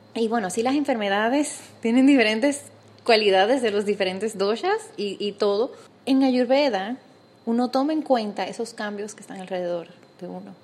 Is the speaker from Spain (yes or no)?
no; Dominican Republic; now in Panama; soy dominicana y cuando me mudé a Panamá